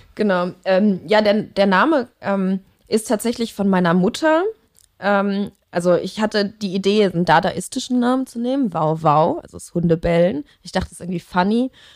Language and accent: German; Leverkusen, North Rhine-Westphalia, Germany; also born or lived in Cologne; da bin ich äh, geboren und aufgewachsen